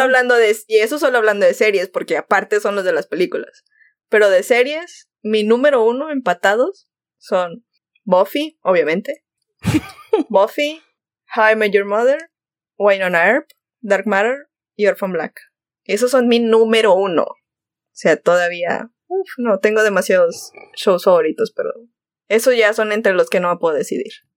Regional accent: Monterrey, Nuevo León, Mexico; Soy de Monterrey.

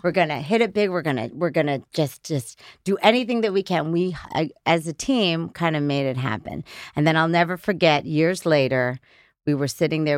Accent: Middletown, New York, United States; I was born in Middletown, New York

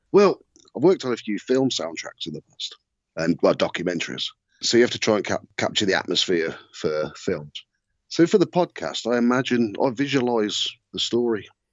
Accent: Redditch, West Midlands, United Kingdom; born or raised there

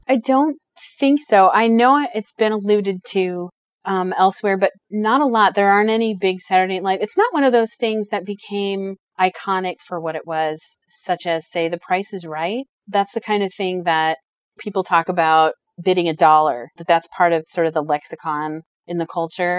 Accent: United States; I'm American

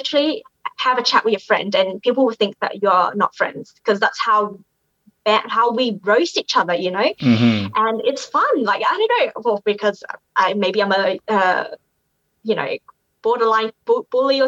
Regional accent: Australia; moved away as an adult; now in Canada; growing up in Australia

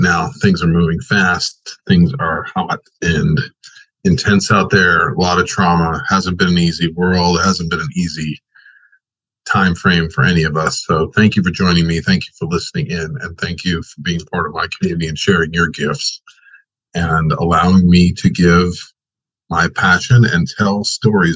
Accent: Long Island, New York, United States; now in Southern California, United States; I was raised in Long Island

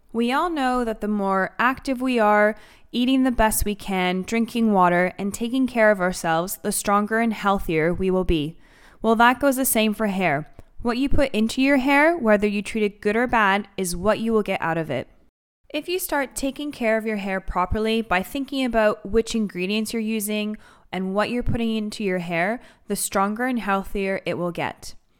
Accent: Canada; moved away as an adult; now in London, United Kingdom; I am Greek Canadian

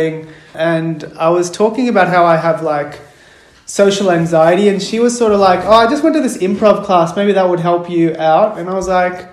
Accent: Melbourne, Victoria, Australia; I'm a playwright from Melbourne. I grew up in Melbourne. I'm Sri Lankan Tamil

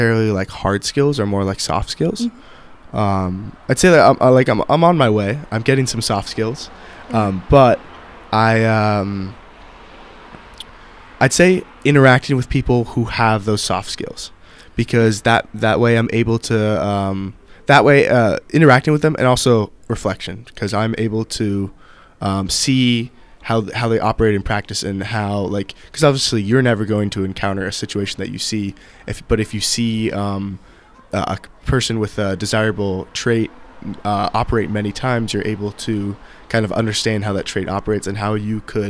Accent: Pittsburgh, Pennsylvania, United States; I'm from Pittsburgh.

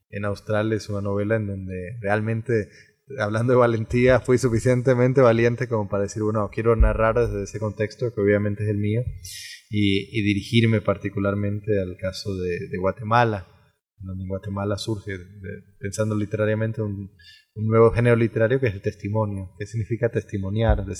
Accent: Costa Rica; que es un académico como yo, tico como yo, que ha vivido muchísimo tiempo afuera

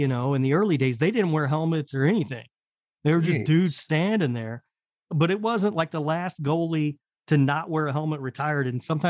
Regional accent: Indianapolis, Indiana, United States; Doug Jones from my hometown of Indianapolis, Indiana.

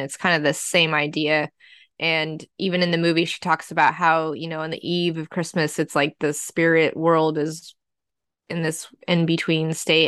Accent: Southwest, United States; moved away; especially being from the Southwest where it can snow where we were, we were a high desert

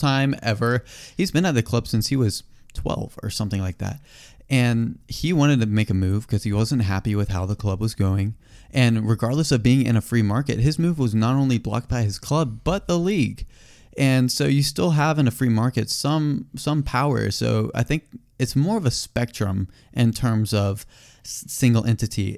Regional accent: United States; we're American

